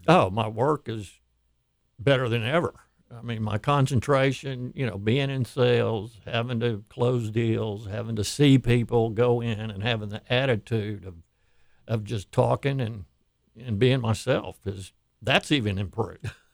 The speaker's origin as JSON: {"language": "English", "town": "Houston", "region": "Texas", "country": "United States", "tie": "born or raised there", "said": "I grew up here in Houston, moved here in 1959"}